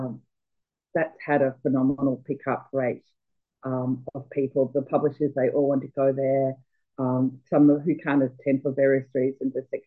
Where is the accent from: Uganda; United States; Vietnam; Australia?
Australia; Melbourne, Victoria; I'm from Melbourne